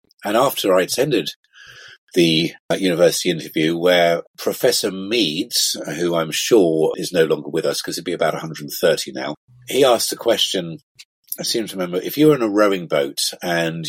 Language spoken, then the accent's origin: English; Vale of Evesham, West Midlands, United Kingdom; also born or lived in Worcester; Growing up in the Vale of Evesham